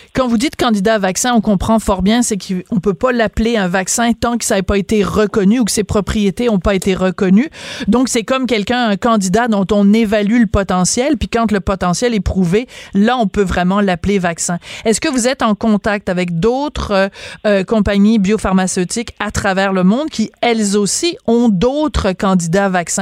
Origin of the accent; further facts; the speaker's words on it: Quebec, Canada; chez nous au Québec